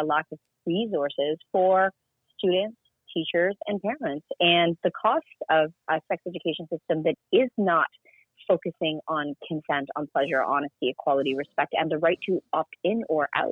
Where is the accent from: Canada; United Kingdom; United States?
Canada; I'm from Canada where, you know, physical health care is accessible to us